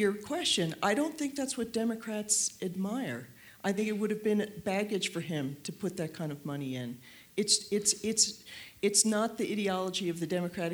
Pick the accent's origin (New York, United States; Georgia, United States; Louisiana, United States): New York, United States; New York City; also born or lived in Washington; I'm a New Yorker